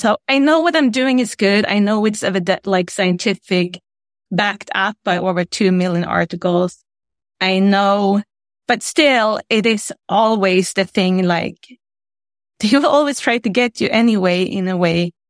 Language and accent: English; Sweden; now in United States; I'm from Sweden. I'm from Scandinavia. I live in the United States right now.